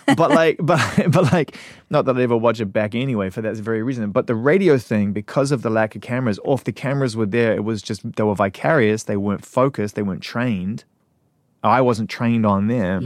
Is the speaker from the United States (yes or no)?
no; New Zealand; moved away as an adult; also born or lived in United Kingdom; I was from New Zealand.